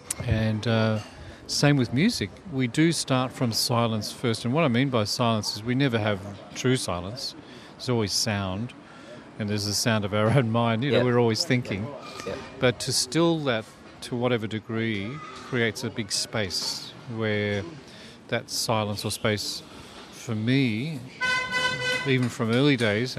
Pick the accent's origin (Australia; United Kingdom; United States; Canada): Australia; Melbourne, Victoria; now in Sydney, Australia; And so I'm from Melbourne. My hometown's Melbourne. I was born in Richmond, city lad. So the change to Sydney was a very good timing